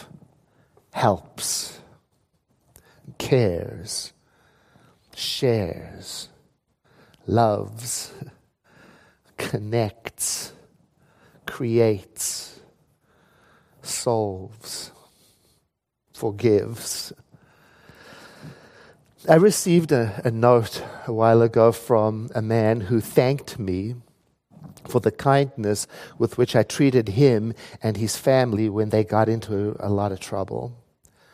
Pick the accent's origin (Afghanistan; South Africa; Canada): South Africa; moved away; I never grew up with Halloween when I was born in South Africa